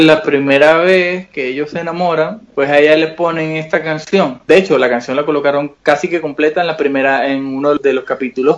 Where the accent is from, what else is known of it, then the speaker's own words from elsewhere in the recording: Venezuela; Nosotros como venezolanos vivimos una situación muy dura, muy difícil